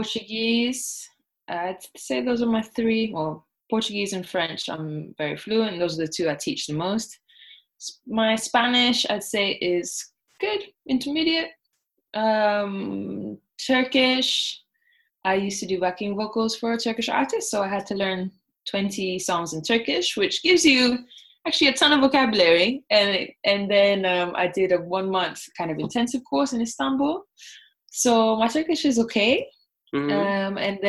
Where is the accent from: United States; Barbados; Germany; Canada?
Barbados; first language Thai; English is a second language; also born or lived in Bangkok, Thailand; I was born in Bangkok, so I spoke Thai first, but then I forgot it because we moved to Barbados, which is where I guess I learned English.